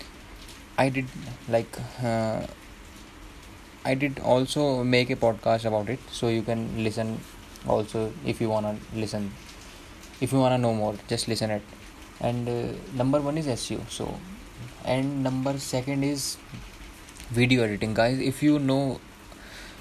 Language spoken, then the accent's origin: English; Dehradun, Uttarakhand, India; I am from Dehradun